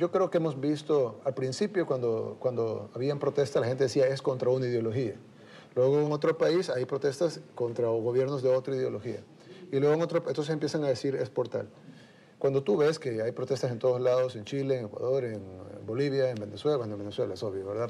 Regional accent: El Salvador; Nosotros como salvadoreños

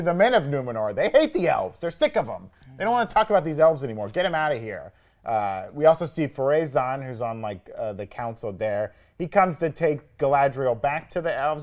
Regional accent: the South, United States; I grew up in the South

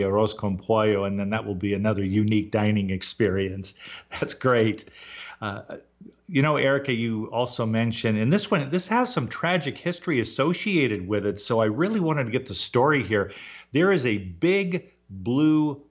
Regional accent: Southern California, United States; moved away; growing up in Southern California for nearly 30 years

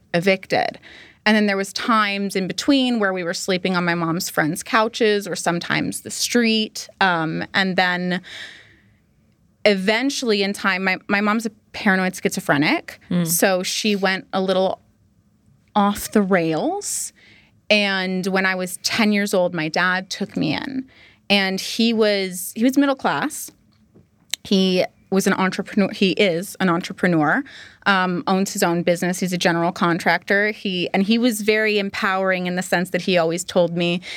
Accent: Barrie, Ontario, Canada; first language English; I grew up in Barrie, Ontario

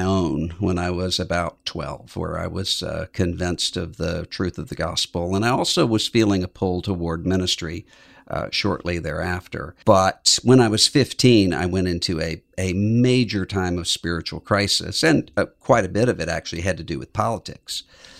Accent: Biloxi, Mississippi, United States; Yes, I grew up in Biloxi, Mississippi, and all of my family was there.

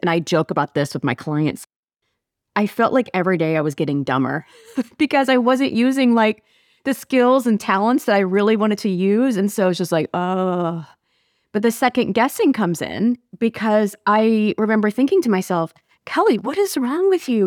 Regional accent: Nebraska, United States; also born or lived in Missouri; I'm from Nebraska

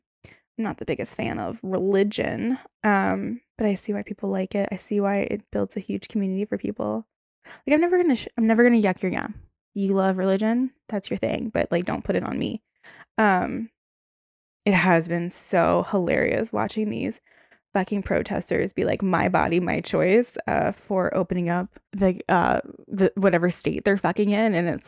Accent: Baltimore, Maryland, United States; I'm from Baltimore, and that's where I was.

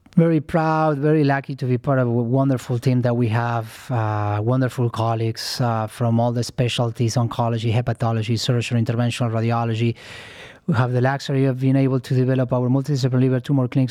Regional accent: Argentina; moved away; I'm originally from Argentina

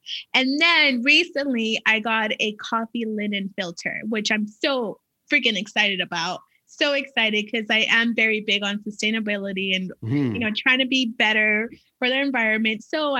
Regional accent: California, United States; No, I'm from California.

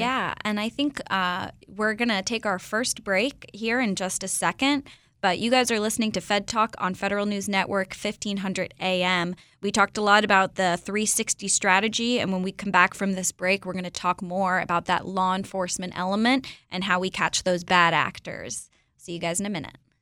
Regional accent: Florida, United States; I'm from Florida

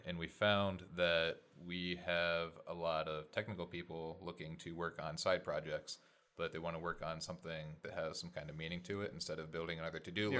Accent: Connecticut, United States; I grew up in Connecticut for most of my life. My parents have been here most of their lives.

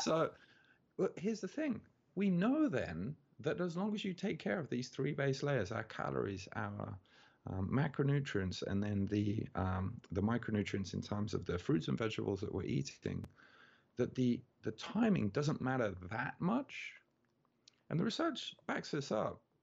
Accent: Birmingham, West Midlands, United Kingdom; moved away as an adult; now in Tokyo, Japan; I'm from Birmingham in England, which is the second biggest city.

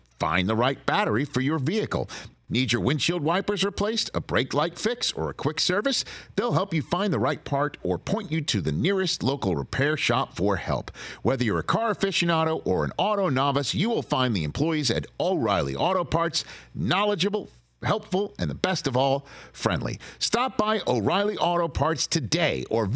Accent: New York, United States; my my hometown of New York

